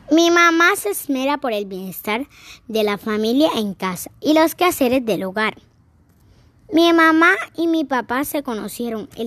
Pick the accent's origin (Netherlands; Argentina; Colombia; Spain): Colombia; Lorica, Córdoba; born there; Nací en Lorica, en el Hospital San Vicente de Paul.